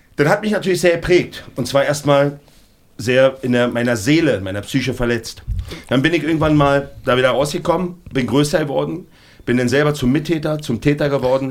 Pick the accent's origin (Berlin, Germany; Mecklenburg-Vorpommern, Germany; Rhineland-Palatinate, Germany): Berlin, Germany; Ich komme aus Berlin-Neukölln